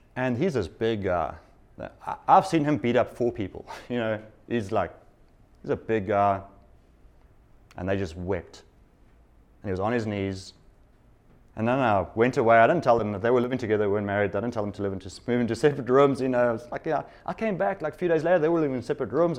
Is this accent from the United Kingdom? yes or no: no; South Africa; moved away; I come from South Africa, which has recent history